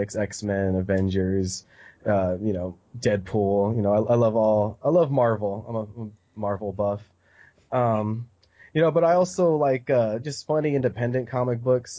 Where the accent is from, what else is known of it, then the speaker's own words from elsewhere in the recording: United States; also born or lived in Arizona; we're American